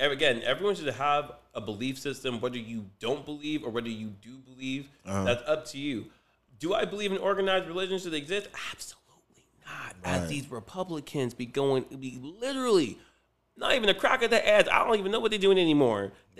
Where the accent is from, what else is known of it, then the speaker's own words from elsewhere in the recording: Nigeria; also born or lived in Belgium; now in United States; I'm Nigerian, I was born in Belgium, and then, like, I'm a U.S. sit.